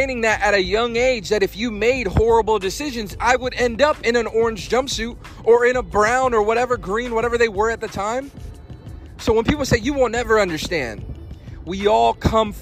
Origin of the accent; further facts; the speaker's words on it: Fayetteville, North Carolina, United States; I'm from Fayetteville, North Carolina. That's where I was raised. I went to high school there